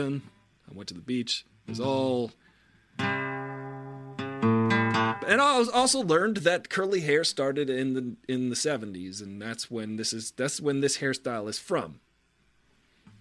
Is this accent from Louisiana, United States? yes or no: no; Long Island, New York, United States; Growing up on Long Island